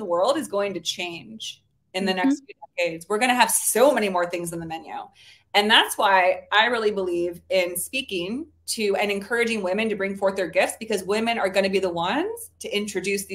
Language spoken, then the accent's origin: English; Bay Area, California, United States; also born or lived in New Orleans; I'm from the Bay Area, California